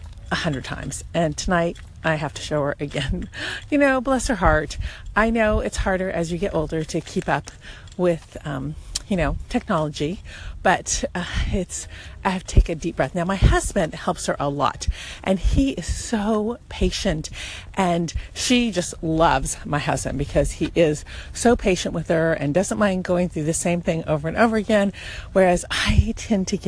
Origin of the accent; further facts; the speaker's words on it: Lake Forest, California, United States; I'm from Lake Forest